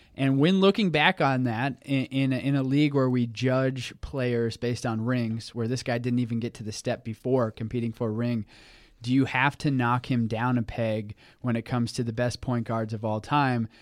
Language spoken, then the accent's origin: English; Tulsa, Oklahoma, United States; I'm from Tulsa.